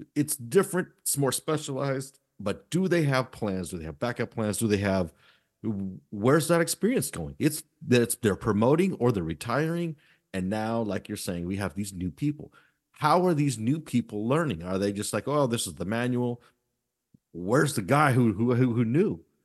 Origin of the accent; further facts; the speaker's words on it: United States; we as this American public